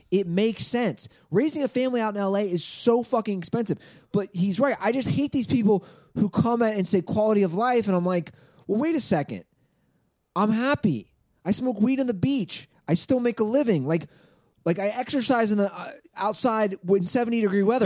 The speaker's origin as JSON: {"language": "English", "region": "Midwest", "country": "United States", "moved": "as an adult", "lives_now": "Los Angeles, United States", "said": "I'm from the Midwest."}